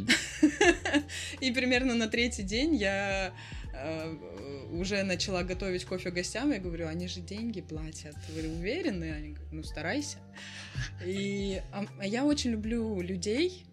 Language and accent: Russian; Vladivostok, Primorsky Krai, Russia; now in Batumi, Georgia; я из Владивостока. И у нас кофейня в Батуми